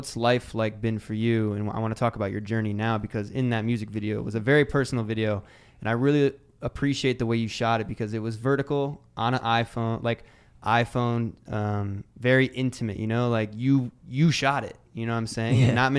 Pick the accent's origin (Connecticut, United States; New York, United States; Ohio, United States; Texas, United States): Ohio, United States; I'm from Ohio.